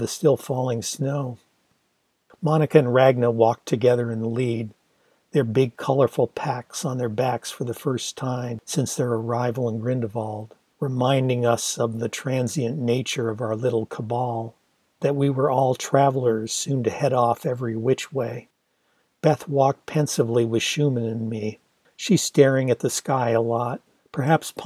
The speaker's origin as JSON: {"language": "English", "area": "near Detroit", "region": "Michigan", "country": "United States", "tie": "born or raised there", "said": "growing up near Detroit"}